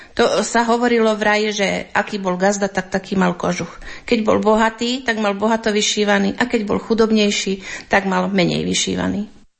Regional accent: Hrochoť, Banská Bystrica Region, Slovakia; u nás na Hrochoti

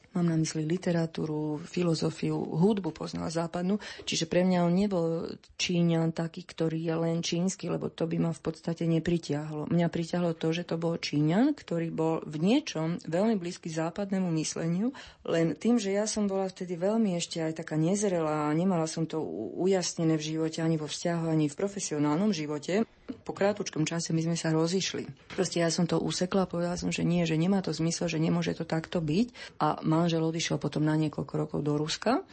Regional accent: Slovakia; ja som Slovenka

